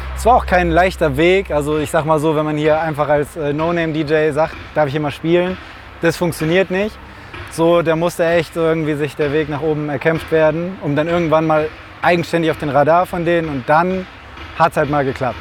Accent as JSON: {"language": "German", "town": "Velbert", "region": "North Rhine-Westphalia", "country": "Germany", "said": "ich komme ja aus Felbert, also hier um die Ecke"}